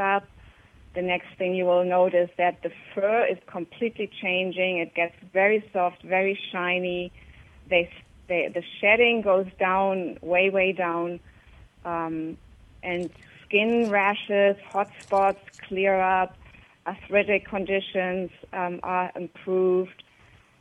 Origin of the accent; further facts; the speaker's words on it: Germany; moved away; I grew up in Germany